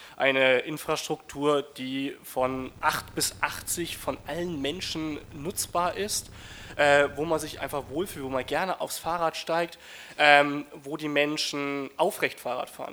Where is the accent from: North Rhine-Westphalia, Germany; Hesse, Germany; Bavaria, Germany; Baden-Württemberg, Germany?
Bavaria, Germany; Hof; Ich komme aus Hof. Hof liegt in Oberfranken, das ist reinstes Mittelgebirge. Wir haben einen Radverkehrsanteil von 0,8 Prozent